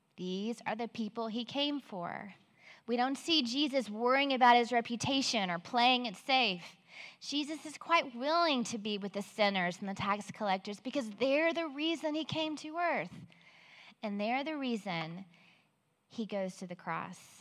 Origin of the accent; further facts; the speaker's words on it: Belton, United States; I grew up in Belton and married my high school sweetheart almost 30 years ago